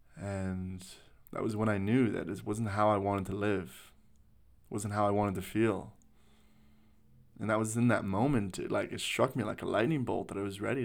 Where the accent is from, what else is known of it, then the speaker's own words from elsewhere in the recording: Canada; moved away as an adult; also born or lived in Sydney, Australia; now in Australia; I was born and raised in Canada. I, uh, moved to Sydney, Australia